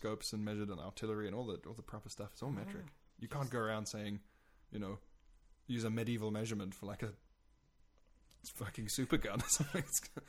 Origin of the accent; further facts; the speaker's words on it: South Africa; moved away; I'm South African originally